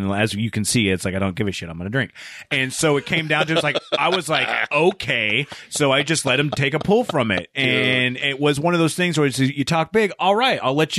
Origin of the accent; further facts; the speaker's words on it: Tacoma, Washington, United States; we're all from Tacoma.